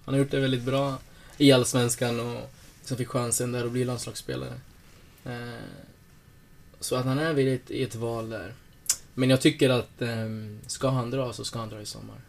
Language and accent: Swedish; Norrköping, Östergötland, Sweden; moved away as an adult; also born or lived in Lycksele / Åsele; now in Sundsvall, Sweden; jag är uppvuxen i Norrköping